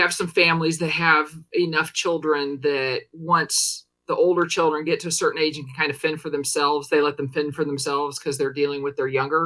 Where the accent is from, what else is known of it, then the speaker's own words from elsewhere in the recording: Paxton, Illinois, United States; now in Washington, D.C., United States; I'm from Paxton, Illinois, which is a really small town north of Champaign